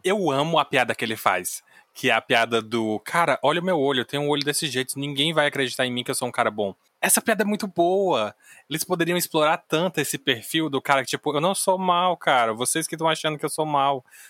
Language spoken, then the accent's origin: Portuguese; Ceará, Brazil; eu sou cearense